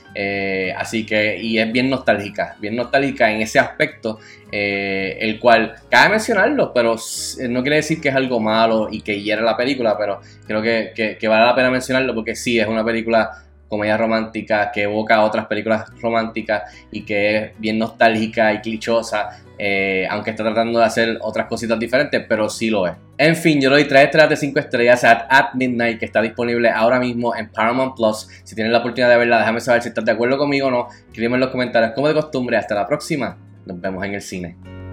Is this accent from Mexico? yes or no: no; Puerto Rico; siendo puertorriqueño